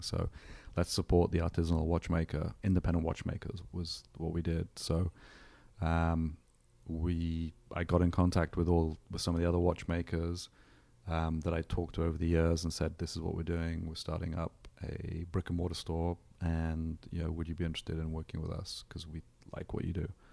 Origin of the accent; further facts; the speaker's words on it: England, United Kingdom; now in Solana Beach, United States; born in England. Um, grew up, uh, in the seventies in the U K